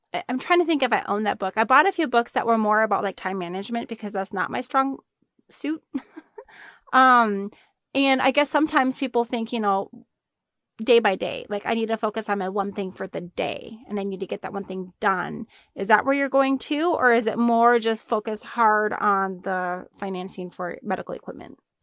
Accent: Arizona, United States; we're both from Arizona

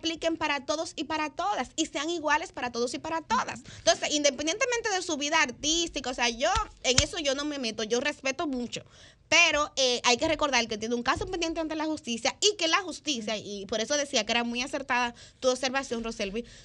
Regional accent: Distrito Nacional, Dominican Republic; Yo soy de un barrio, yo soy de Villa

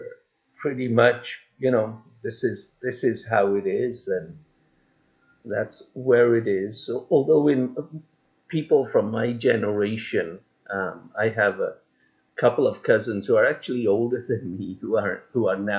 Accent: England, United Kingdom; I was born in England

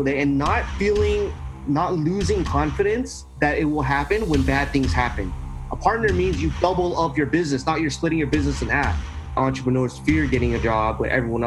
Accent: Southern California, United States; I'm from Southern California, right here in the United States.

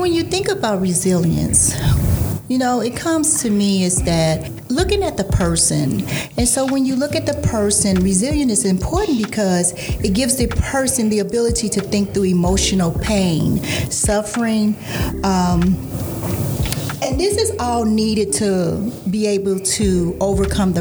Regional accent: St. Louis, Missouri, United States; I am from the St. Louis area

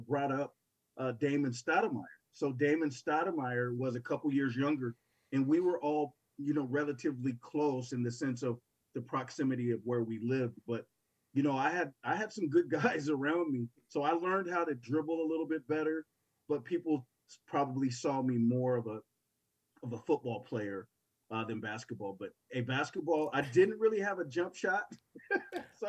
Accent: Portland, Oregon, United States; growing up in Portland

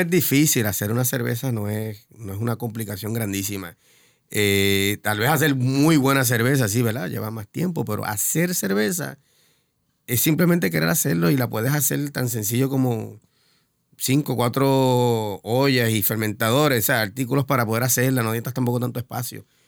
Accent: San Juan, Puerto Rico; also born or lived in Boston / Bayamón / Río Piedras / Carolina; now in Río Grande, Puerto Rico; Mayormente en San Juan, cuando nací, nací en San Juan, tuve creo que tres años en Boston

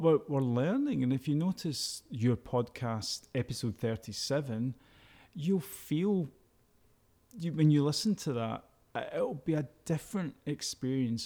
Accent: Glasgow, Scotland, United Kingdom; I was brought up in the East End of Glasgow

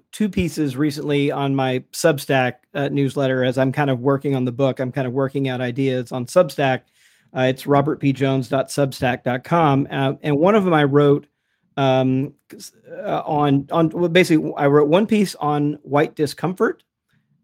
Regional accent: the South, United States; I'm from the South

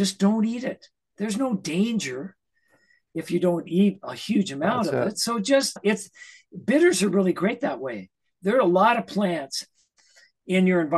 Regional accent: Idaho, United States; moved away; I grew up in Idaho at 6,000 feet.

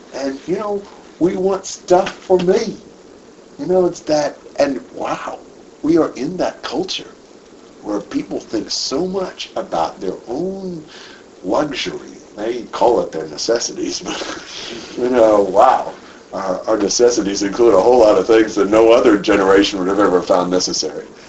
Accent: United States; me being American

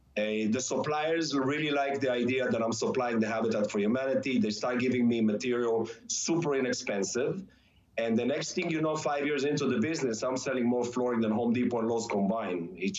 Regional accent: Israel; moved away; When I came from Israel, the first couple of years, I had not a lot of money to start any business, so I just needed to scrap a few dollars here and there.

